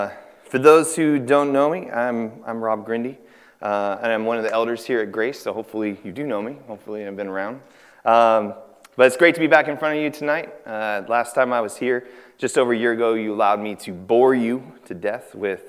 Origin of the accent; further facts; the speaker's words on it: California, United States; born there; So I was born in Northern California on an Air Force base just north of Sacramento